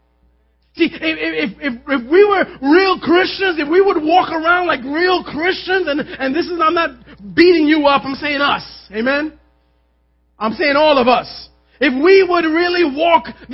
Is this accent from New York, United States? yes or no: yes; New York City, New York, United States; I grew up in Manhattan